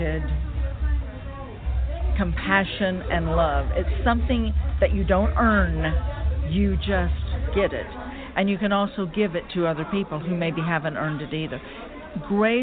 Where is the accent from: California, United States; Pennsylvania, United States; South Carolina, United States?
South Carolina, United States; Charleston; I grew up in Charleston